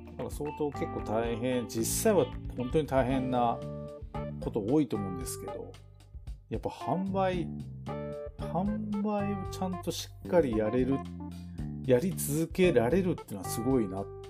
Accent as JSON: {"language": "Japanese", "area": "Tokachi", "region": "Hokkaido", "country": "Japan", "tie": "born or raised there", "said": "僕らの地元の十勝"}